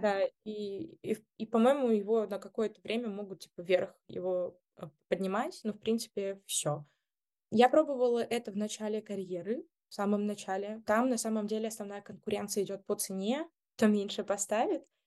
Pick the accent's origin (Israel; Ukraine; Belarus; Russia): Belarus; я из Беларуси